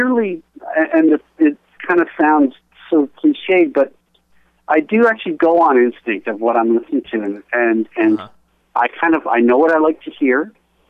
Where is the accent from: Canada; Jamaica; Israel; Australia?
Canada; being Canadian